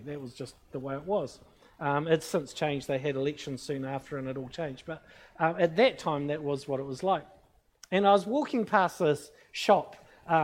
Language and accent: English; New Zealand; I'm from New Zealand. I'm a Christian